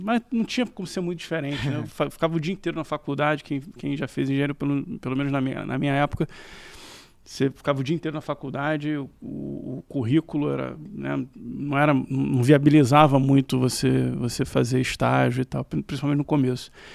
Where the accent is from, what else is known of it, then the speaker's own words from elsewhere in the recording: Rio de Janeiro, Brazil; morei a vida inteira na Tijuca. E só eu e meus irmãos que nascemos no Rio, meus pais são de Minas também